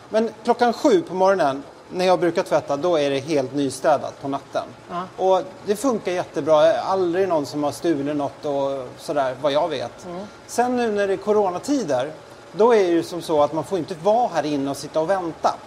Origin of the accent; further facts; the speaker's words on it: Sweden; moved away; hem till Sverige